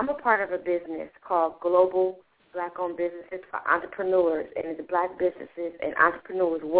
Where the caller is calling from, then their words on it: Detroit, Michigan, United States; from the Detroit area.